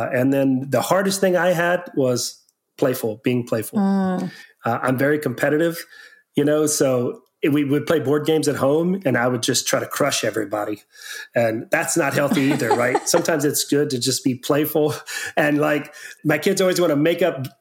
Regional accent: near Victoria, Texas, United States; also born or lived in Houston, Texas; I moved back to Victoria, Texas area from Houston. I was working in Houston, human trafficking there for 2 or 3 years. And then I moved back closer to my hometown and I worked in the Victoria, Texas area

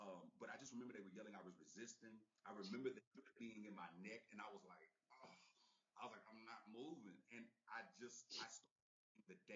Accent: Texas, United States; now in Los Angeles, United States; I'm from Texas

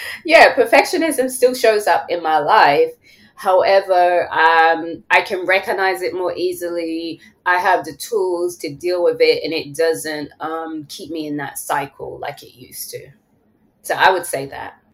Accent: London, United Kingdom; moved away as an adult; now in Atlanta, United States; I'm from London

